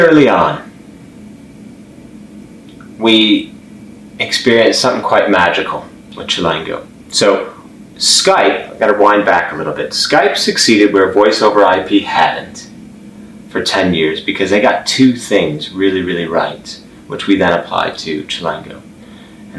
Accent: Chicago, Illinois, United States; moved away as an adult; also born or lived in Oslo, Norway; now in London, United Kingdom; I grew up for the most part in Chicago

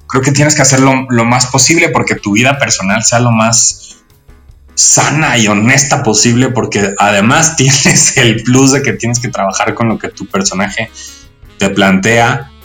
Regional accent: Mexico; nosotros como mexicanos

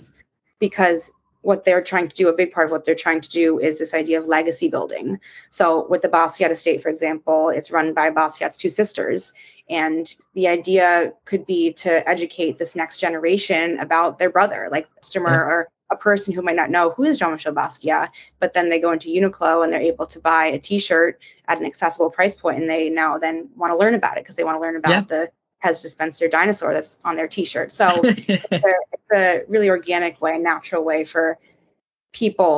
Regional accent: New York City, New York, United States; I was born and raised in New York City, still living here

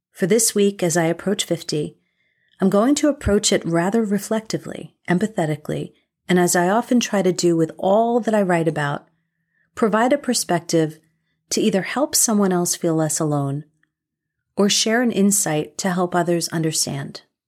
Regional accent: United States; as an American

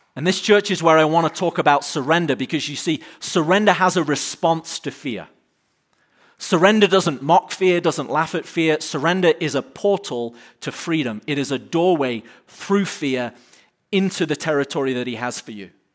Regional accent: United Kingdom; now in United States; as a Brit

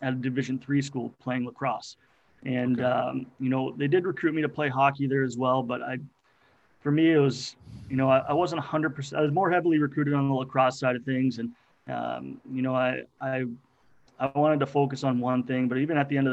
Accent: Acton, Massachusetts, United States; I grew up in Acton, Massachusetts

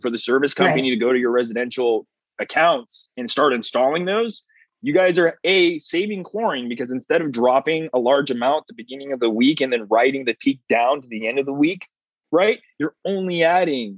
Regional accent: California, United States; I'm from California

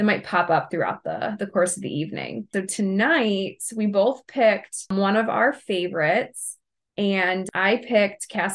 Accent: Ohio, United States; we're from Ohio

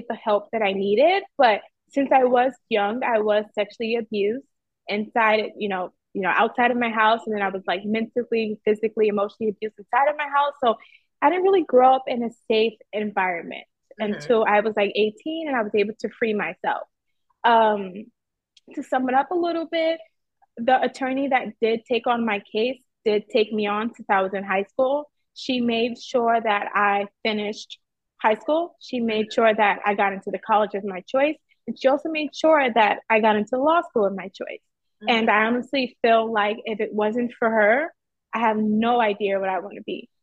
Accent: Georgetown, Demerara-Mahaica, Guyana; now in New York City, United States; I am from Georgetown, Guyana, but I currently live in New York City

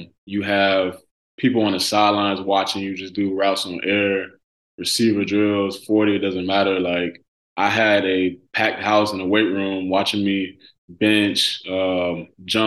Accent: Birmingham, Alabama, United States; moved away as an adult; also born or lived in Huntsville, Alabama; when I moved back to Birmingham from Huntsville

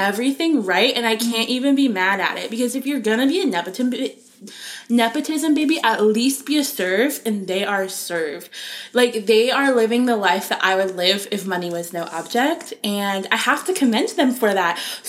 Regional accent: Tampa, Florida, United States; I'm from Tampa.

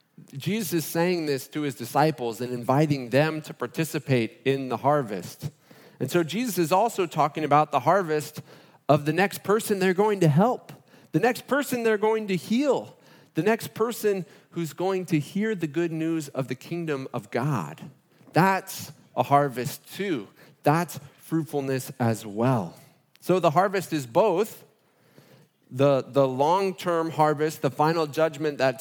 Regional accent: Fort Lauderdale, Florida, United States; moved away; That's my hometown

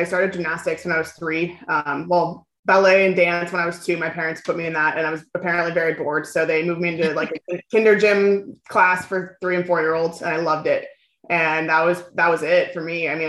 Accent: California, United States; also born or lived in New York; now in Texas, United States; Southern California.

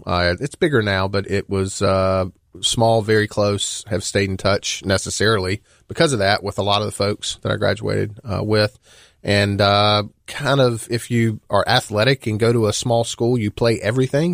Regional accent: Dalzell, South Carolina, United States; I grew up in, uh, a very small town in the center part of the state, uh, called Dalzell.

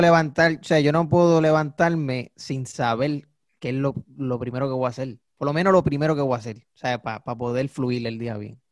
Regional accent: Puerto Rico; accent: boricua; nosotros hablamos como boricua porque somos boricua.

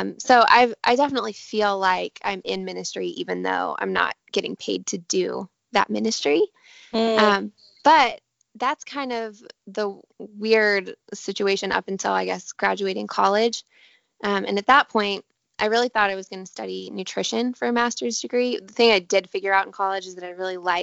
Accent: Denver, Colorado, United States; moved away as an adult; also born or lived in Santa Barbara, California; now in Southern California, United States; I grew up in Denver, Colorado. So I still kind of feel like that is home

